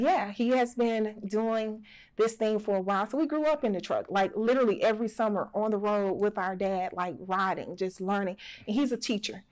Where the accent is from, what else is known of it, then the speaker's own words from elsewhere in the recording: Alberta, Alabama, United States; also born or lived in Birmingham, Alabama / Selma, Alabama; we were actually raised in when we say southern country part of Alabama. It's called Alberta, Alabama